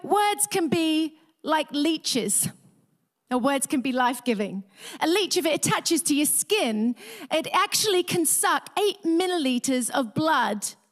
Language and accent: English; England, United Kingdom; moved away as an adult; also born or lived in Australia; I grew up in England